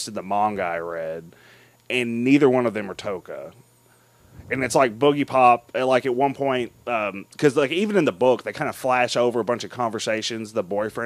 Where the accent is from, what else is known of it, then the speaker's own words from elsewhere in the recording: United States; as an American